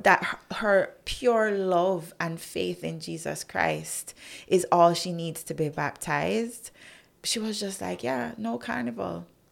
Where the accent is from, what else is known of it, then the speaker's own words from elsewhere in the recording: Jamaica; as a Jamaican, I still maintained my brand Jamaica